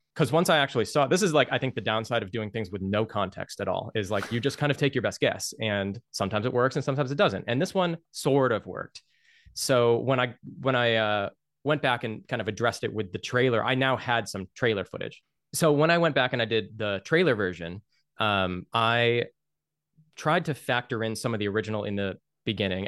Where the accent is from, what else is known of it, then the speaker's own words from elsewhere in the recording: United States; as an American working a lot with, like, American companies